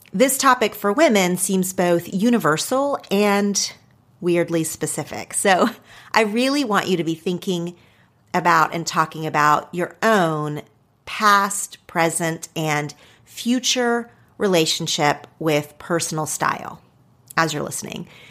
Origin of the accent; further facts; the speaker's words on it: Oklahoma, United States; accent: Oklahoma; now in Los Angeles, United States; my Oklahoma accent